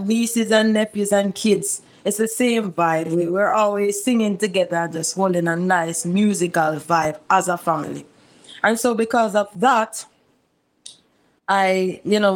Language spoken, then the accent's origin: English; Montego Bay, Saint James, Jamaica; I grew up in Montego Bay, St. James, a little community called Bourg, ghetto settings.